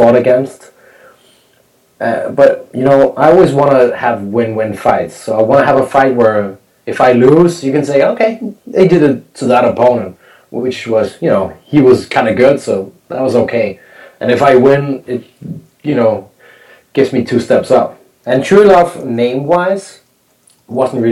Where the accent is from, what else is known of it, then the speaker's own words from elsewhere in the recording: Copenhagen, Capital Region of Denmark, Denmark; my hometown in front of my, you know, in front of my Danish fans